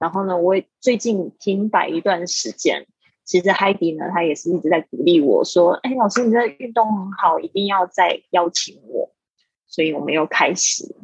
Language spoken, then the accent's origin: Chinese; Taiwan; moved away as an adult; also born or lived in Shanghai; 我在大，台湾，呃，出生长大，然后呢，我到了上海 工作了这个七年的时间